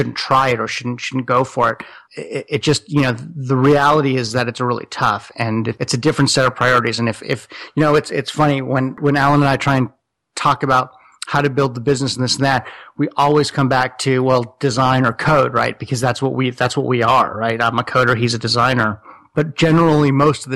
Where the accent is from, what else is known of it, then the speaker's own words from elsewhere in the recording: Los Angeles, California, United States; also born or lived in Silicon Valley; I'm from Los Angeles